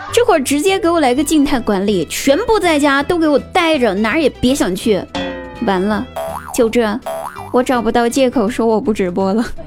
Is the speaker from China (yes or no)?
yes; Guizhou, China; now in Chengdu, China; 我们贵州人是怎么吃土豆的